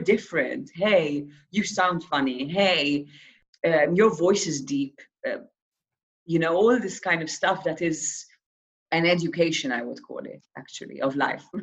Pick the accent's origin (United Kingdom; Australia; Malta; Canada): Malta; I'm from Malta